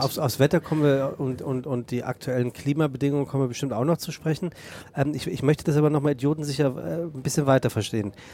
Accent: Rheinhessen, Rhineland-Palatinate, Germany; moved away as an adult; now in Hamburg, Germany; meine Heimat

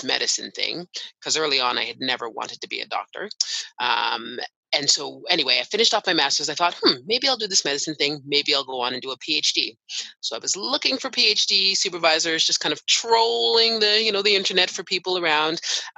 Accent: Canada; also born or lived in United Kingdom; So I am Canadian. I was born and raised here.

